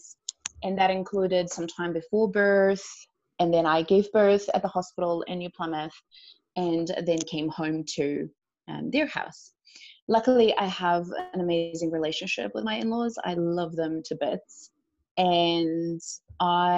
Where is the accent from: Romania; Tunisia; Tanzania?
Romania; moved away as an adult; now in New Zealand; I am originally from Romania. I moved to New Zealand almost 6 years ago.